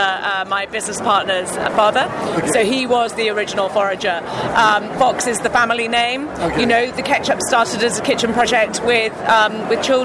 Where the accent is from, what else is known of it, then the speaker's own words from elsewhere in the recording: London, United Kingdom; Not from New York. I'm from London, England.